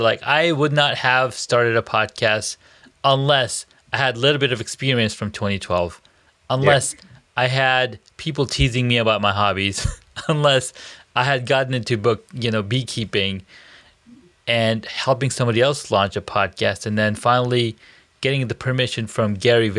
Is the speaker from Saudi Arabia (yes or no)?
yes; Saudi Arabia; I grew up in Saudi Arabia